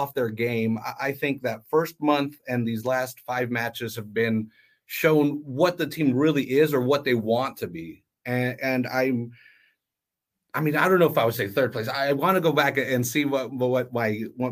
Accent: Salinas, California, United States; I'm actually from Salinas, and I host my watch parties in downtown Salinas.

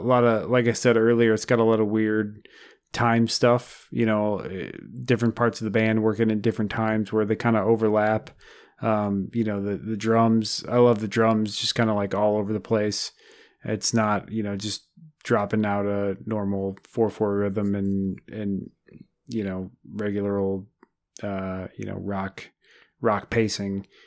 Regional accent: Midwest, United States; we're from the Midwest

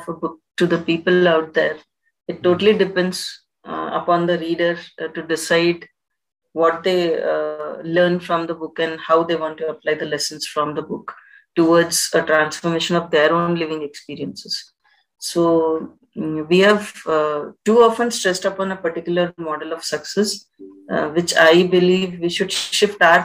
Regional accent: India; As an Indian citizen

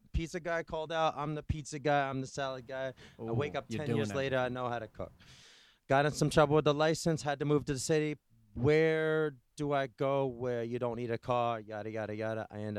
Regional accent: New York, United States; Rural upstate New York.

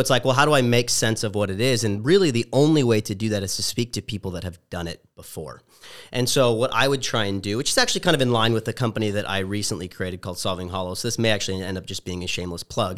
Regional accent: Orange County, Southern California, United States; also born or lived in Los Angeles; I'm originally from Southern California, as you mentioned, from the O C

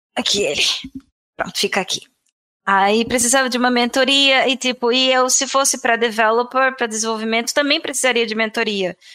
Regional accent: João Pessoa, Paraíba, Brazil; born or raised there; moved away as an adult; also born or lived in Florianópolis, Brazil; now in Portugal

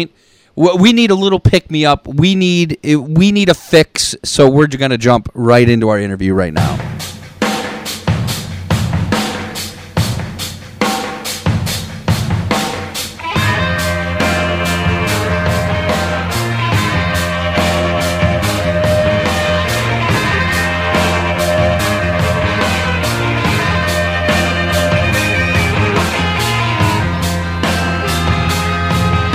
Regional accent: Ohio, United States; we grew up in Ohio

